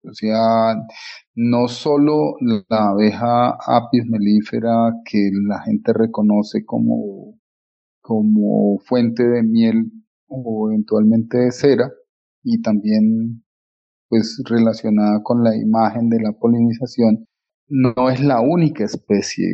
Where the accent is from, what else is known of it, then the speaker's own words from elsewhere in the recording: Colombia; como colombianos